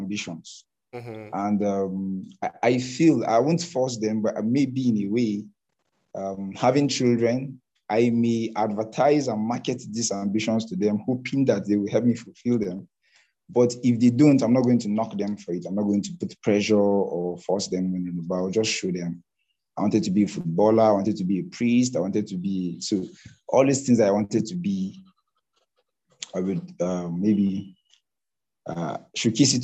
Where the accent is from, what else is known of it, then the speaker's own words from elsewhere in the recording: Zaria, Kaduna State, Nigeria; moved away as an adult; now in Kano, Nigeria; I grew up in Zaria, which is a part of Kaduna State, Nigeria